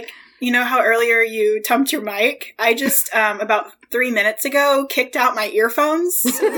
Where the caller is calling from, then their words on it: St. Louis, Missouri, United States; I am recording from St. Louis, Missouri.